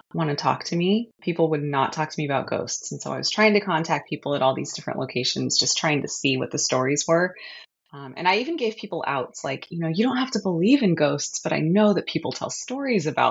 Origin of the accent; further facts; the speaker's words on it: San Jose, California, United States; I was from San Jose